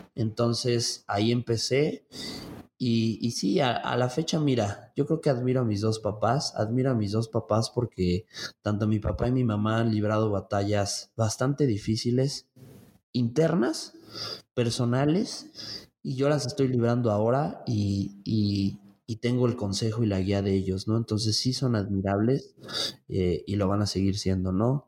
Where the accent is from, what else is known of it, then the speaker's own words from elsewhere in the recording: Mexico City, Mexico; now in Tlaxcala, Mexico; yo soy oriundo de la Ciudad de México, entonces allá, allá, allá crecí la mitad de mi vida soy tlaxcalteca ya por adopción